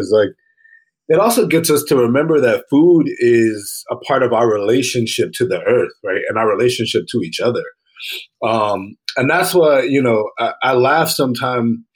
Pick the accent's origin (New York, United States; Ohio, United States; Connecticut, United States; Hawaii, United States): Connecticut, United States; Hartford; moved away as an adult; now in Philadelphia, United States; I grew up really poor in Hartford, Connecticut